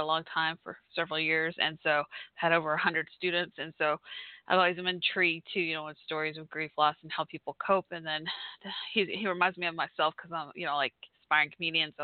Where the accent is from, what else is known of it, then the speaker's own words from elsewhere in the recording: Fort Worth, Texas, United States; I'm from Fort Worth, Texas, Dallas, Fort Worth in the house